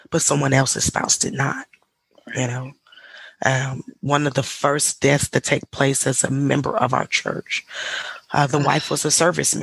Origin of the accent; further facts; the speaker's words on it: Mississippi, United States; moved away as an adult; also born or lived in England; I was born and raised in a small town in Mississippi